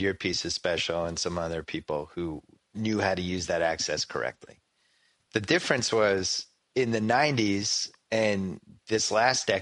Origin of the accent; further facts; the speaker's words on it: Boston, Massachusetts, United States; moved away as an adult; now in Southern California, United States; growing up in the Boston area